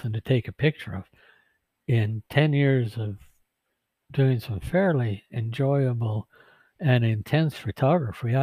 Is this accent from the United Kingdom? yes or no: no; Vancouver, British Columbia, Canada; I grew up in Vancouver, down close to the Fraser River.